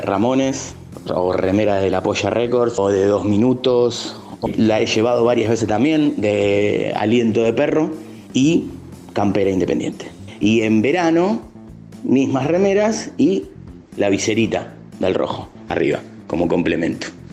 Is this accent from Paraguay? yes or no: no; Valentín Alsina, Buenos Aires Province, Argentina; Yo soy de Valentina Alcina